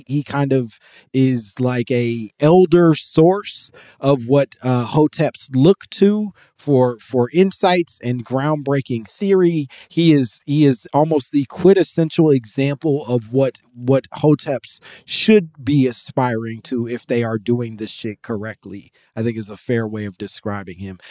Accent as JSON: {"language": "English", "country": "United States", "said": "your American man"}